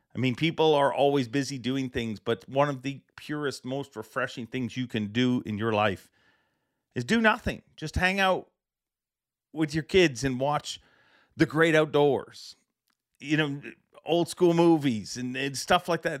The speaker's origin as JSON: {"language": "English", "country": "Canada", "said": "as a Canadian"}